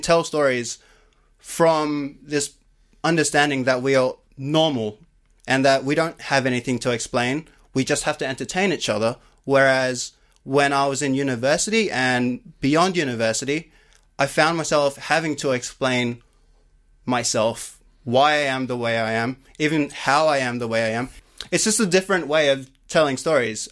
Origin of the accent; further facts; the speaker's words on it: Sydney, New South Wales, Australia; I grew up in Cabra Matta, which is in the western suburbs of Sydney